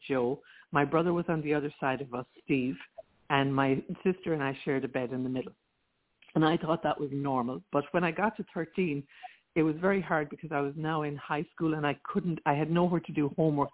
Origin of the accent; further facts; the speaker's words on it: Rathkeale, Munster, Ireland; now in Princeton, United States; I'm from Ireland. I was born in Limerick in Ireland, in a small town in County Limerick called Rathkeagh